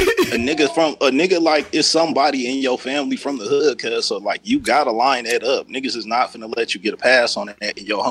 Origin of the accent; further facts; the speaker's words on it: Los Angeles, California, United States; I'm from South Central